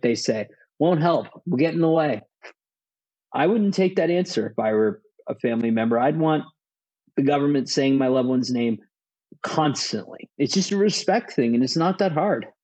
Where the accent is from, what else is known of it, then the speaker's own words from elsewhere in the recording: United States; as an American